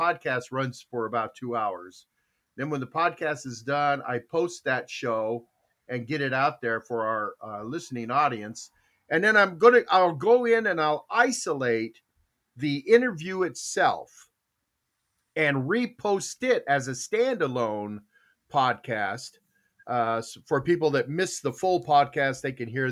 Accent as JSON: {"language": "English", "town": "Tucson", "region": "Arizona", "country": "United States", "tie": "born or raised there", "said": "it was where I grew up in Tucson"}